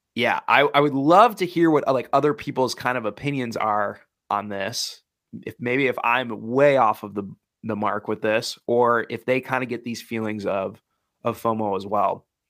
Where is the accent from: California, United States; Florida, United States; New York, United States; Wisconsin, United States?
Wisconsin, United States; I grew up in the Midwest, Wisconsin.